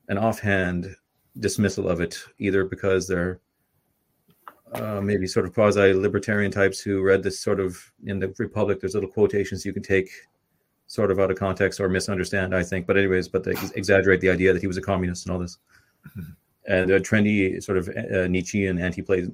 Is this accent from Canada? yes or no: yes; Canada; now in Ireland; I'm from Canada